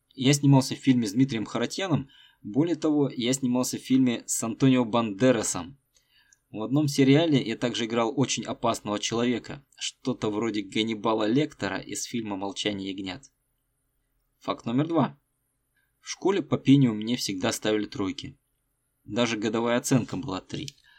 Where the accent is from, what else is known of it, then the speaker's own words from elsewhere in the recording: Tolyatti, Samara Oblast, Russia; moved away as an adult; also born or lived in Rostov-on-Don; Я родился и вырос в Тольятти